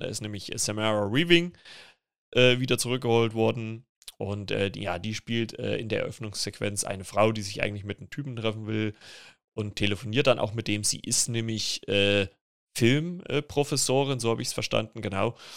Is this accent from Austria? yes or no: no; Germany; bei uns in Deutschland